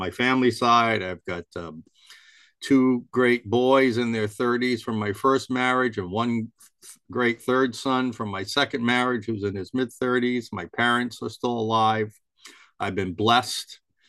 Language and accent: English; Rhode Island, United States; also born or lived in Pueblo, Colorado; I can't say I was born and raised in Rhode Island, but I was certainly raised in Rhode Island.